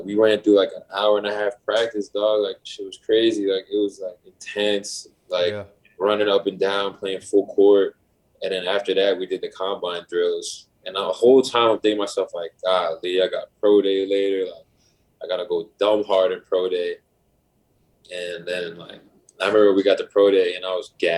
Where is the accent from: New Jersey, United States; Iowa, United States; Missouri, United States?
New Jersey, United States; moved away as an adult; now in Toronto, Canada; I'm from New Jersey